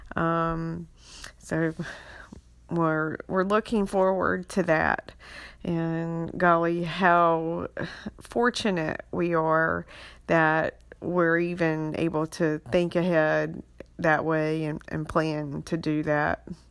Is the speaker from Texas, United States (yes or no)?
no; Beaufort County, North Carolina, United States; also born or lived in Wilmington, North Carolina; I grew up in Beaufort County, um, Little Washington, Bellhaven, Aurora